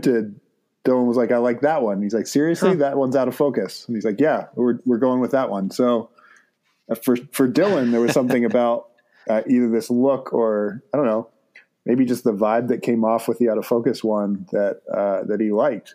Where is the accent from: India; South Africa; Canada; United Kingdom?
Canada; Toronto, Ontario; what we would consider to be our home city